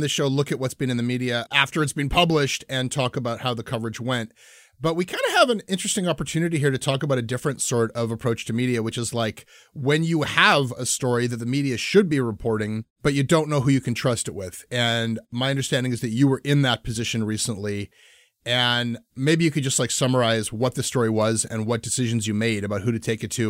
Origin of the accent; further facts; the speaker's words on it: Canada; there's just no consent in having … music in your life as a Canadian.